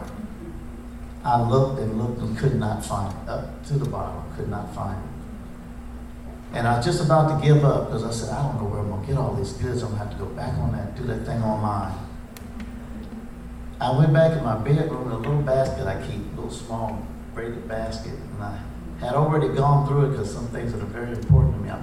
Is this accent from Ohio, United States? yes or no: yes; Franklin County, Ohio, United States; I was raised in Franklin County, Ohio